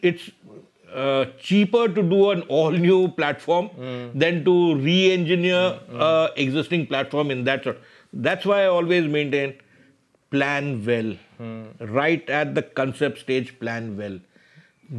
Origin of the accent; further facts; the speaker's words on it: India; as an Indian